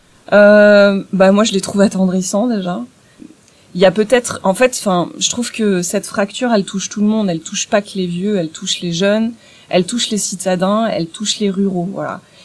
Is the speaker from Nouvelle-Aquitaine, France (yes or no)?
yes; Bordeaux, Nouvelle-Aquitaine, France; now in Marseille, France; je suis originaire, euh, de Bordeaux. Euh, je vis désormais à Marseille